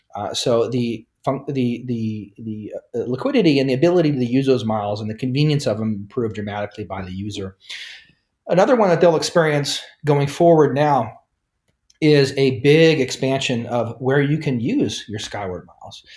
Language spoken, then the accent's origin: English; Nebraska, United States; moved away as an adult; also born or lived in New York / Japan; I'm originally from Nebraska in the United States, grew up there